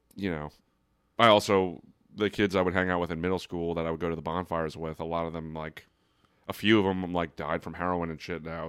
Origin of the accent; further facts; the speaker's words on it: Brick, New Jersey, United States; I'm from Brick, New Jersey